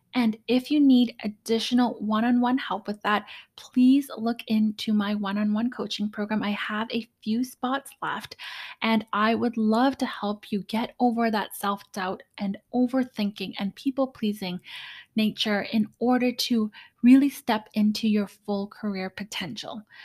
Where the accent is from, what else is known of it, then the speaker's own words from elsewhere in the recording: Canada; I'm Canadian